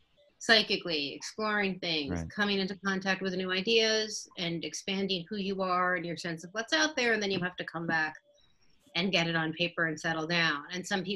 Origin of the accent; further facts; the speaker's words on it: New York City, New York, United States; moved away as an adult; now in Los Angeles, United States; I'm from Brooklyn